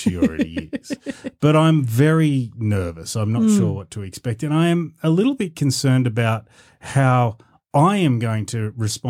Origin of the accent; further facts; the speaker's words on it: New South Wales, Australia; Oh, you probably said it properly, but we're Australian, so we call it the GAN.